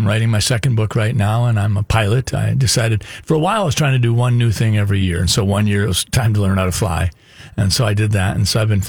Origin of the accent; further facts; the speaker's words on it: Sleepy Eye, Minnesota, United States; also born or lived in Wabasha, Minnesota; I grew up in Sleepy Eye, Minnesota, middle child of 5.